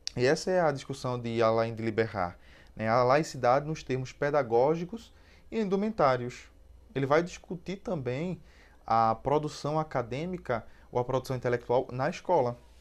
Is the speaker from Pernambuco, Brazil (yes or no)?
yes; Cabo de Santo Agostinho, Pernambuco, Brazil; Eu sou pernambucano, gente, e aí, pernambucano e cabense